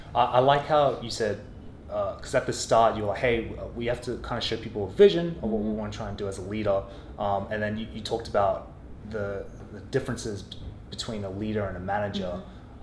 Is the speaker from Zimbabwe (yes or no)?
no; Australia; growing up in Australia, working in corporate offices in Australia